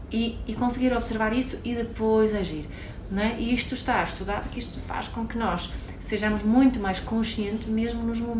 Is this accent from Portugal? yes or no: no; Sweden; Portuguese is a second language; Eu, como sou sueca, eh, para mim, frio.